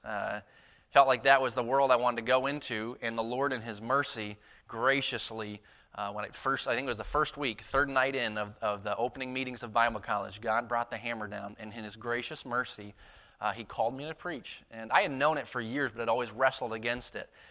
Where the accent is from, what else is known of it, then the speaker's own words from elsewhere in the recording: Maine, United States; moved away as an adult; also born or lived in East Texas; born and raised in Maine, my dad was a pastor for several years